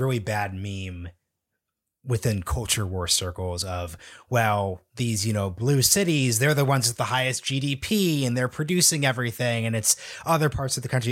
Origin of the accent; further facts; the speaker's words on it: Portland, Oregon, United States; now in Washington, D.C., United States; I'm from Portland, Oregon. I went back last December